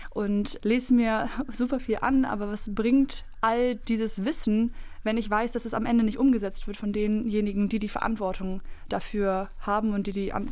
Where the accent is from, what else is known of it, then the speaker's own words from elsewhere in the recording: East Germany, Germany; Aus meiner Erfahrung in der DDR, wo ich aufgewachsen